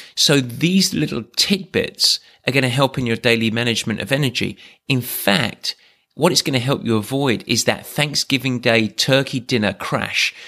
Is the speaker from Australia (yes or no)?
no; England, United Kingdom; I'm English